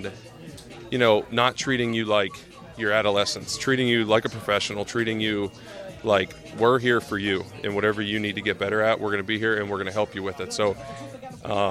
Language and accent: English; Pennsylvania, United States; I'm from Pennsylvania